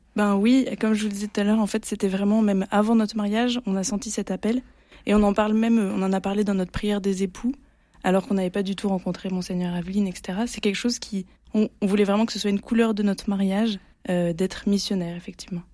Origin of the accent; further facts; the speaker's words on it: Provence-Alpes-Côte d'Azur, France; now in Marseille, France; je suis provençale, ce qui est très différent d'être marseillais